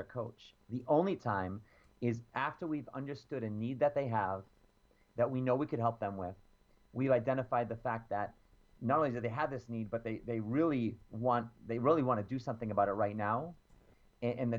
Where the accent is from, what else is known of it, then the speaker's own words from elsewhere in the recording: Boston, Massachusetts, United States; I'm from Boston